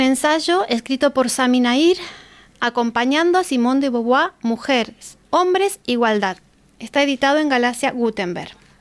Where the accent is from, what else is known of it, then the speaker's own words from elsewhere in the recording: Argentina; now in Spain; soy argentina, que no nací aquí